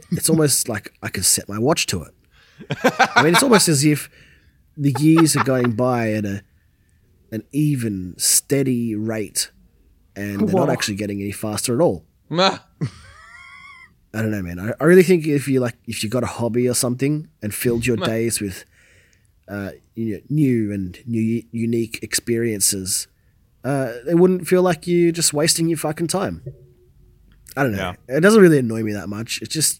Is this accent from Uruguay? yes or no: no; Australia; I'm Australian.